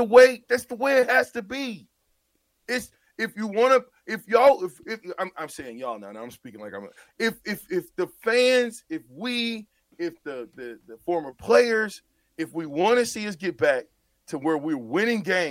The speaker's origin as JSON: {"language": "English", "town": "Omaha", "region": "Nebraska", "country": "United States", "tie": "born or raised there", "said": "my hometown, Omaha"}